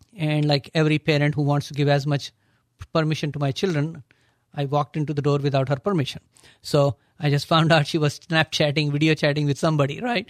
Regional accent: Agra, Uttar Pradesh, India; now in United States; my accent is from a city called Agra

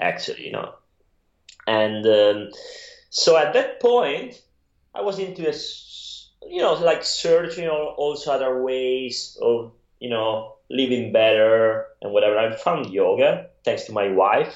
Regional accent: Italy; accent: Italian; English is a second language; moved away; I'm from Italy

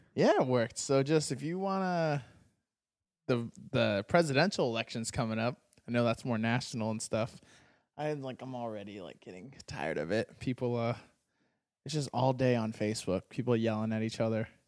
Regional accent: Arizona, United States; I grew up in Arizona

